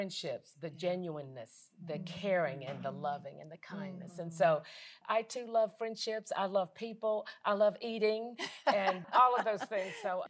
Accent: North Carolina, United States; moved away; I am a pure Southern girl. I grew up in North Carolina.

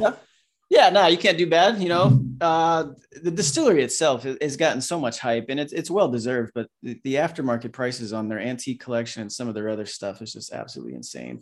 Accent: Florida, United States; moved away; growing up in Florida with ABC stores

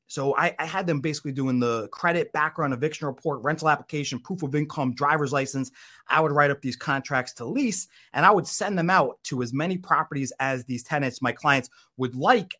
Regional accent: Connecticut, United States; moved away as an adult; now in Florida, United States; I grew up in Connecticut actually. Um, so that's I'm from the Northeast

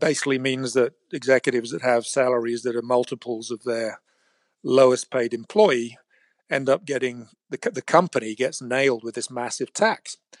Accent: England, United Kingdom; moved away as an adult; now in San Francisco, United States; I was raised in England as a, what they called a chartered surveyor

